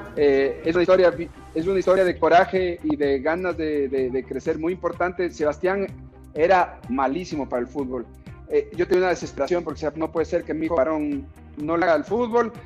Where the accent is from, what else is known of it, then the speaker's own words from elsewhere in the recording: Ecuador; como ecuatorianos